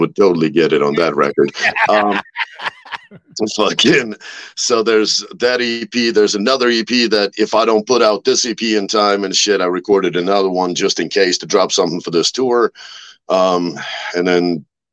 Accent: Russia; I'm from Russia

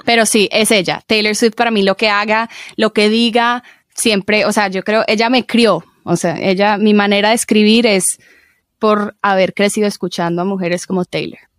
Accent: Medellín, Antioquia, Colombia; crecí en Medellín

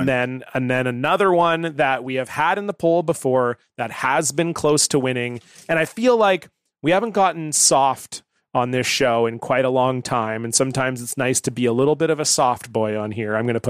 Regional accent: Canada; Oh, Brian, I love that song, but I'm Canadian.

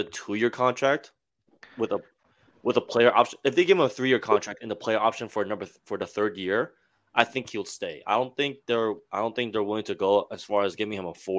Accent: Fort Lee, New Jersey, United States; I'm from Fort Lee.

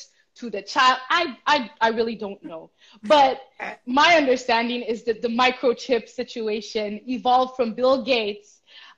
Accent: Nigeria; As a Nigerian

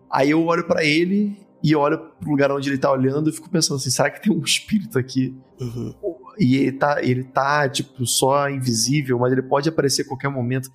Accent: Rio de Janeiro, Brazil; Eu sou do Meia, mas meus avós ah, de tá Olaria tá e passei um tempo também em Realengo, então é puro suco da Zona Norte carioca

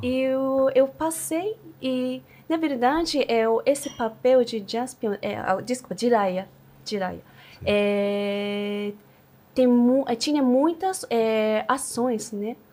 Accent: Japan; Portuguese is a second language; moved away as an adult; now in São Paulo, Brazil; eu sou japonesa estou Japão mesmo, mas estou apaixonada pelo Brasil

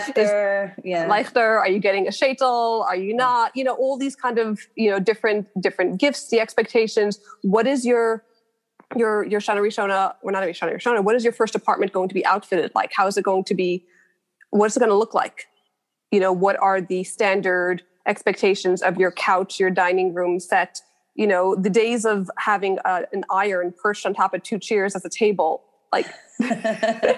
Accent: New York City, New York, United States; I grew up in Borough Park. I went to all like the Brooklyn institutions.

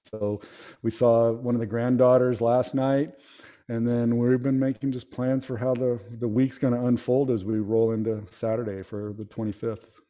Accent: Palo Alto, California, United States; moved away as an adult; also born or lived in El Paso, Texas; now in Kentucky, United States; I'm from the Bay Area, San Francisco Bay Area, and uh, I grew up. I was born in Palo Alto and grew up in that area

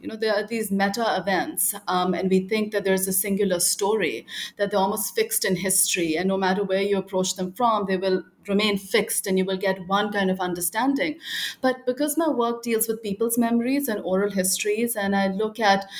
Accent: Lahore, Punjab, Pakistan; I grew up in Lahore in Punjab, Pakistan

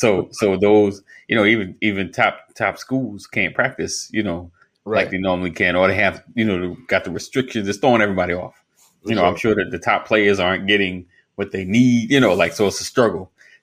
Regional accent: New York, United States; I'm from New York. Just a little, over the bridge.

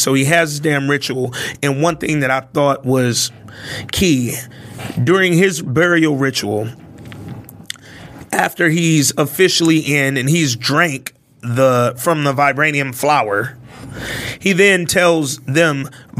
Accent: United States

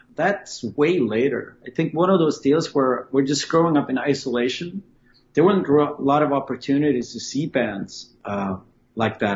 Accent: Sweden; growing up in Sweden

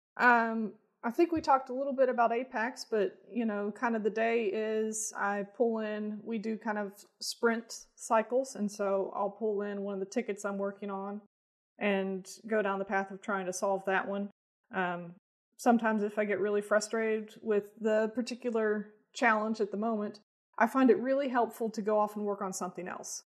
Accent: Bowling Green, Kentucky, United States; moved away as an adult; now in Lexington, United States; I grew up in Bowling Green, Kentucky, uh, and then moved here for college and stuck around.

